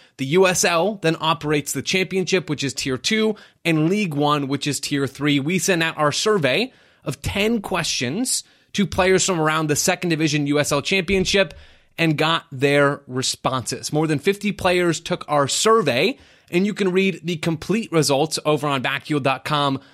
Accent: Phoenix, Arizona, United States; my hometown team, Phoenix Rising

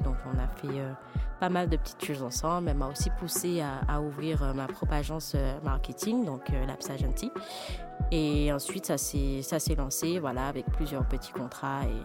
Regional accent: Martinique; moved away; also born or lived in Paris / United States; je suis martiniquaise, mais je vis entre Paris et les États-Unis.

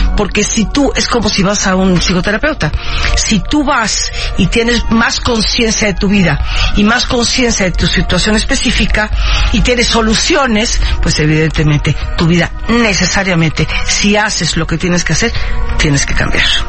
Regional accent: Mexico; also born or lived in Havana, Cuba; yo soy cubana de origen. Yo nací en La Habana, llegué a México de niña con mis padres

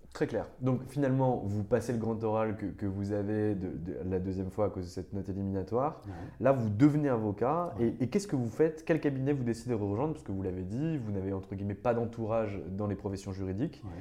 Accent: Nancy, Grand Est, France; je viens de région, je viens du, Grand Est, de Nancy

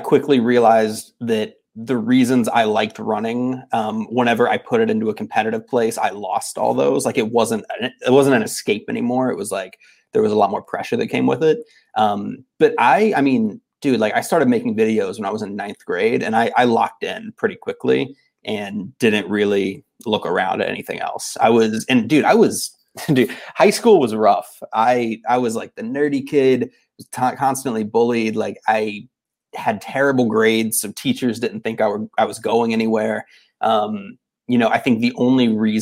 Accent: Tallahassee, Florida, United States; moved away as an adult; now in West Coast, United States; for most of my life growing up in Florida and, you know, Tallahassee specifically

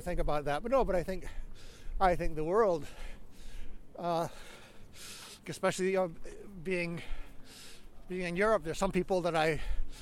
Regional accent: United States; as an American, I was the only American in that group

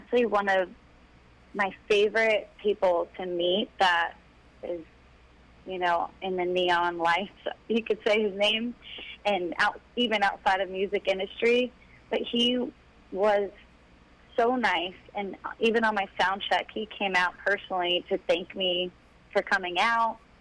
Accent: Tampa, Florida, United States; my hometown in Tampa

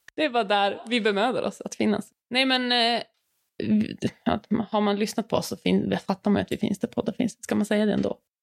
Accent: Luleå, Norrbotten County, Sweden; Jag är också från Luleå, har vuxit upp med Ellen

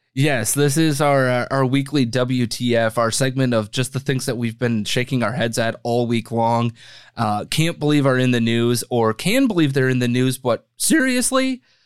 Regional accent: Wisconsin, United States; now in Chicago, United States; I grew up in Wisconsin

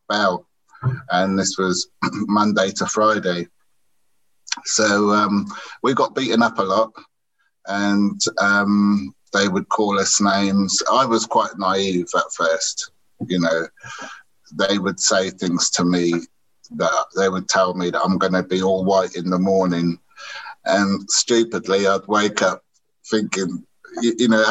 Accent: Oxford, South East England, United Kingdom; also born or lived in Caribbean; I grew up in Oxford after being born here and then being taken over to the Caribbean until I was 3 years old. And then I came back to the UK.

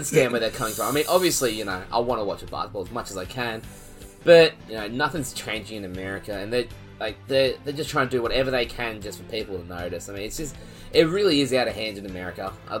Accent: Australia; I'm just an Aussie boy.

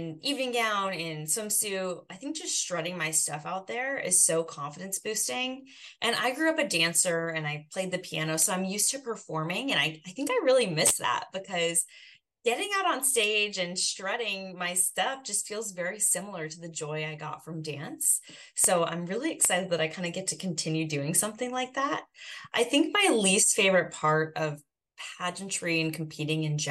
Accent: Boise, Idaho, United States; I grew up in Boise, Idaho

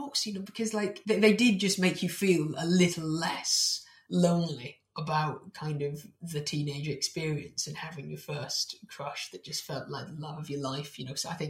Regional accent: Manchester, North West England, United Kingdom; I'm from Manchester, I don't really sound like it anymore

